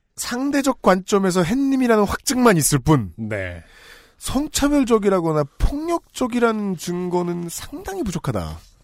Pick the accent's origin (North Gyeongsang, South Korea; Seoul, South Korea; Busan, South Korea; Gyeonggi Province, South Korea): Seoul, South Korea; 제가 얼마나 촌놈이냐면 그 서울에 살다가 음. 고등학교 2학년 때